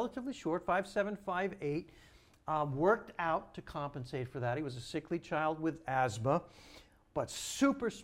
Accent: Long Island, New York, United States; Jackie and I are proud Long Islanders

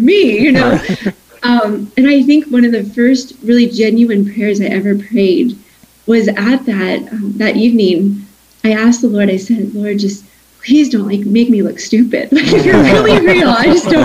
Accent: Kentucky, United States; I grew up in Kentucky there.

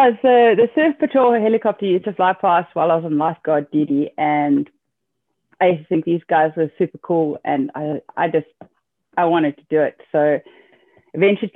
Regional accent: Cape Town, Western Cape, South Africa; also born or lived in Northern Germany; now in Germany; I'm from Cape Town, South Africa

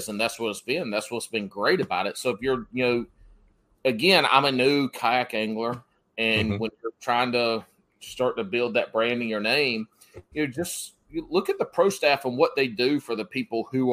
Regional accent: the South, United States; growing up in the South

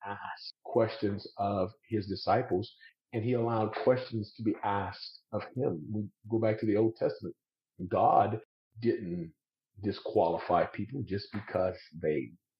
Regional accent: South Louisiana, United States; I'm from South Louisiana

